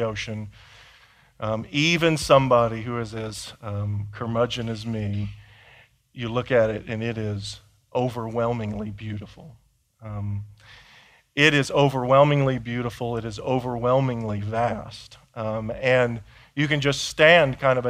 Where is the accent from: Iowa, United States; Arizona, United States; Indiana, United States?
Indiana, United States; I grew up in Indiana